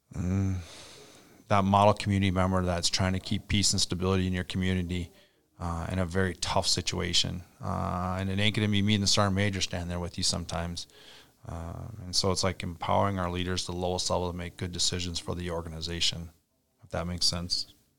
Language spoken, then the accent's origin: English; Little Falls, Minnesota, United States; I grew up on Little Falls